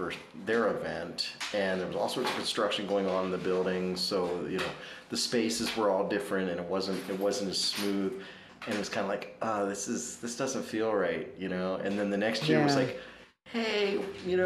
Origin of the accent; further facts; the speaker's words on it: Prince William County, Virginia, United States; moved away; I grew up in Prince William County, Virginia, which is right next to Loudoun County